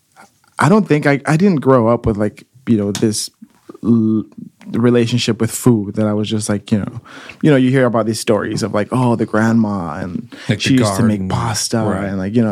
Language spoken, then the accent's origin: English; Austin, Texas, United States; also born or lived in Mexico; I grew up in Austin. I moved here from Mexico when I was 9 years old.